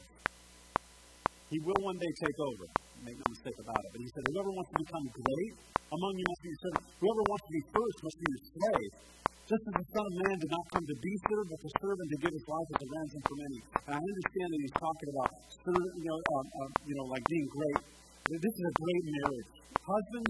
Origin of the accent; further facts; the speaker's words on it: Tennessee, United States; now in Montevideo, United States; we're from Tennessee